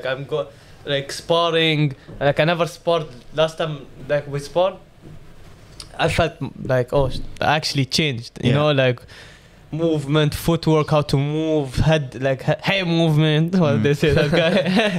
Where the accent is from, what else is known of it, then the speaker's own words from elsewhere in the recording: Dubai, United Arab Emirates; I'm 20 years old, man. I'm from Dubai.